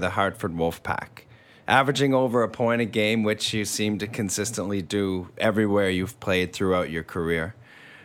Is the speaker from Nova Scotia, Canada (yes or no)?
yes; Cape Breton, Nova Scotia, Canada; I grew up in Cape Breton